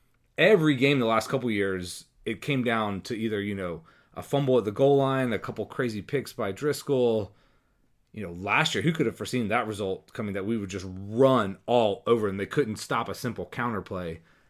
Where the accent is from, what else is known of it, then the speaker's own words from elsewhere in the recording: Jacksonville, Florida, United States; moved away; I grew up in Jacksonville